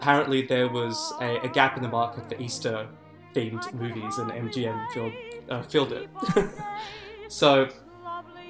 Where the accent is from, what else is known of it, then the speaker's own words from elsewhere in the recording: Sutherland Shire, New South Wales, Australia; also born or lived in Sydney; Yeah, so I grew up in the Sutherland Shire